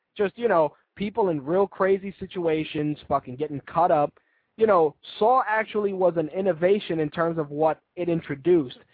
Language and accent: English; New York City, New York, United States; as a New Yorker